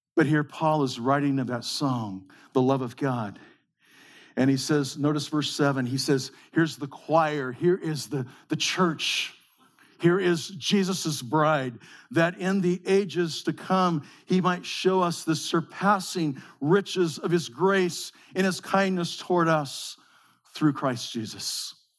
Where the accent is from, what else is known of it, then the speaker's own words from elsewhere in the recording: Modesto, California, United States; We grew up in the Central Valley of California, in the breadbasket of the world, in Modesto.